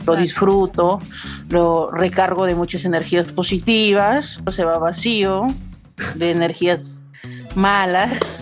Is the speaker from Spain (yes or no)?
no; Peru; yo soy bien peruana, bien chola